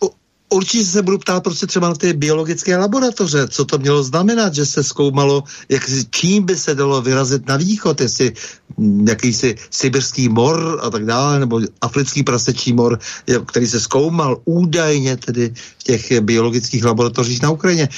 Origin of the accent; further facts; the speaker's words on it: Bohemia, Czechia; u nás v Čechách